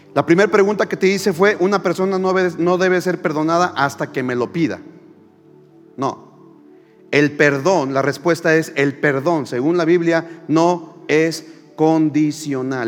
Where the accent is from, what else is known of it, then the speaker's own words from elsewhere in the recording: Mexico; los que eh, nacimos en México o en América Latina eh, estamos muy familiarizados con el Padre Nuestro